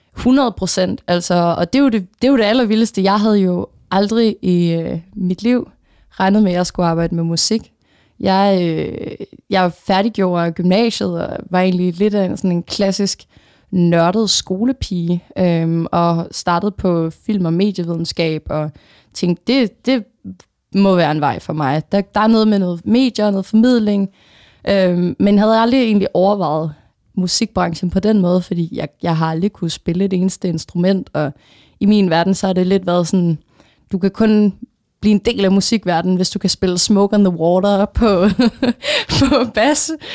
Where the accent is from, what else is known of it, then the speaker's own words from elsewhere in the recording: Funen, Southern Denmark, Denmark; moved away as an adult; now in Copenhagen, Denmark; jeg er egentlig selv fra Fyn, øhm, og vokset op der atten år i mit liv.